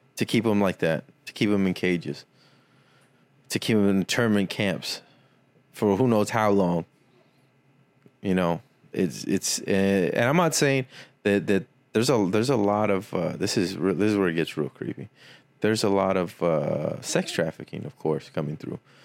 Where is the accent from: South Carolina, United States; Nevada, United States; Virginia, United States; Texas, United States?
Texas, United States; Weslaco; born or raised there; moved away